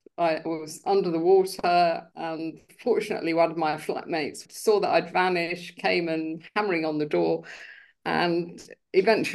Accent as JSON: {"language": "English", "region": "London", "country": "United Kingdom", "tie": "born or raised there", "said": "I grew up in UK in London."}